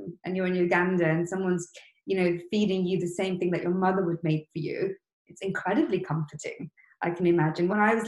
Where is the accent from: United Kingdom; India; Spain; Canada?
United Kingdom; Leicester, East Midlands; growing up in Leicester, the massive East African community there